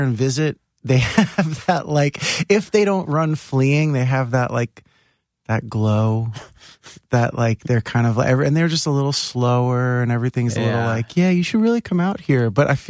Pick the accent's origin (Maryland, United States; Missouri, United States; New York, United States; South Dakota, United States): New York, United States; New York City; also born or lived in Staten Island; Oh, I was born in Bay Ridge. I lived there till I was 12, 11 or 12. And then moved to Staten Island in 1990.